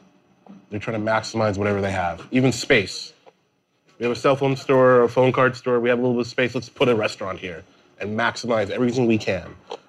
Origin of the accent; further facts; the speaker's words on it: Queens, New York, United States; Yeah, we grew up together in Queens.